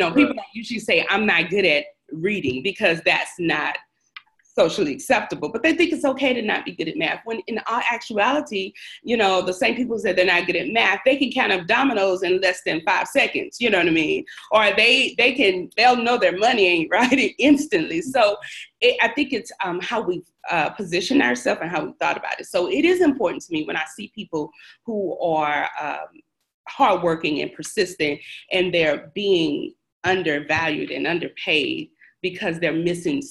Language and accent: English; Shreveport, Louisiana, United States; I am originally from Shreveport, Louisiana